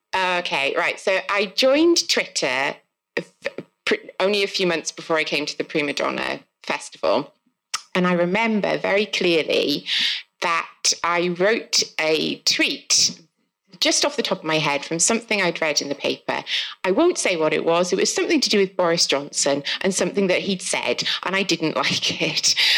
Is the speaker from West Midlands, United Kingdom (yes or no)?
no; South Wales, United Kingdom; accent: South Wales; if you can't tell from my accent, I'm from South Wales.